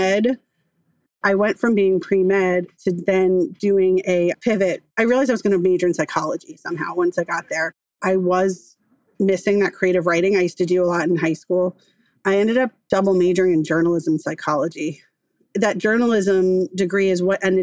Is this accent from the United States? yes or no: yes; outside of Fort Lauderdale, South Florida, United States; I grew up in South Florida, outside of Fort Lauderdale